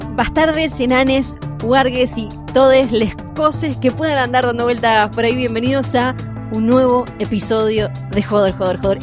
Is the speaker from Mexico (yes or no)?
no; Argentina